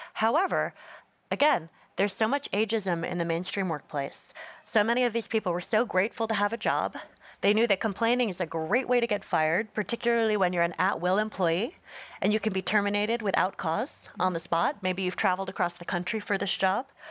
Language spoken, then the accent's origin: English; Northeast, United States; I grew up in the Northeast, so not an R V heavy culture.